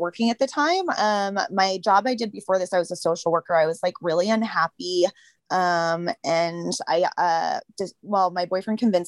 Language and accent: English; Boston, Massachusetts, United States; I'm from Boston, Massachusetts